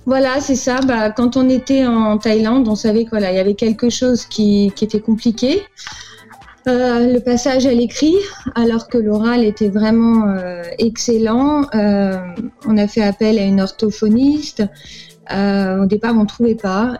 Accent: Paris, Île-de-France, France; moved away as an adult; also born or lived in Angola; now in United States; je, suis née à Paris. J'ai grandi, j'ai grandi à Paris

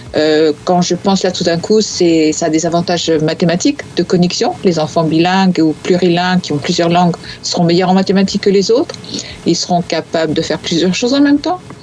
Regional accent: northern France, France; je viens de, du nord, comme toi.

